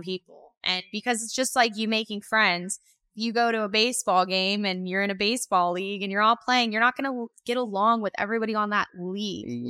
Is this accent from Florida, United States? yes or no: yes; Florida, United States; I'm from Florida.